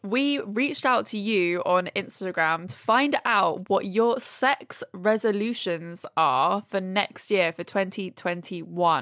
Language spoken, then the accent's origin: English; Brighton, South East England, United Kingdom; moved away as an adult; now in London, United Kingdom; I grew up in Brighton